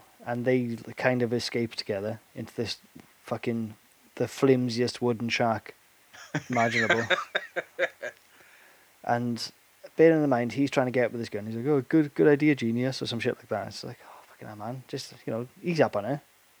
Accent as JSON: {"language": "English", "area": "the Valleys", "region": "Wales", "country": "United Kingdom", "tie": "born or raised there", "said": "I didn't grow up in an estate, thankfully. I grew up on the street. Nothing getting all elitist about fucking being growing up in the valleys or anything, you know?"}